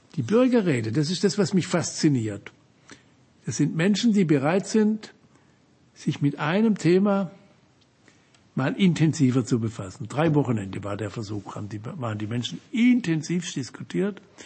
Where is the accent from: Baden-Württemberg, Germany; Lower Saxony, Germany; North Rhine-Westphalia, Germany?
Baden-Württemberg, Germany; Offenburg; meiner Heimatstadt Offenburg